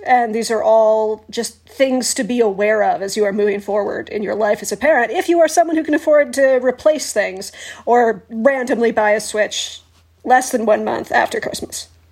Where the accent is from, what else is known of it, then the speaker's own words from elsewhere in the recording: Canada; we're Canadian